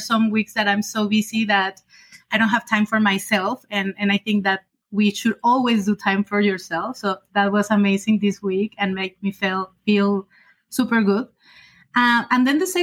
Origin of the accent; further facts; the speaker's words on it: Guadalajara, Jalisco, Mexico; moved away as an adult; also born or lived in France / China / Canada; I studied marketing in Mexico, in Guadalajara, from where I'm originally from